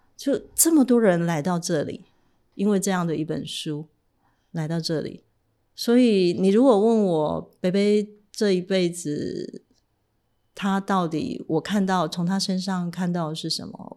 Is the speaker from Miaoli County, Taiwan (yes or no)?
no; Tainan, Taiwan; moved away as an adult; also born or lived in central Taiwan; now in Taipei, Taiwan; 我来自乡下，我是一个台南的小孩，我大学也是在中部念的